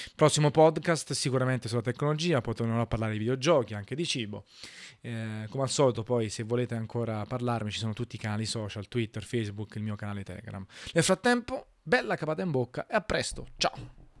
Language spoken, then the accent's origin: Italian; Italy